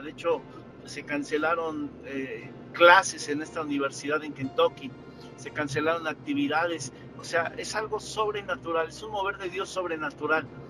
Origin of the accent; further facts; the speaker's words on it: Mexico; como mexicanos